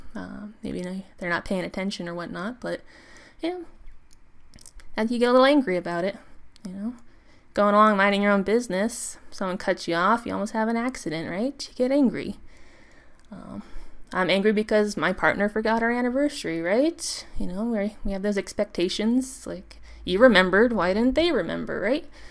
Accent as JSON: {"language": "English", "country": "United States", "said": "I'm American"}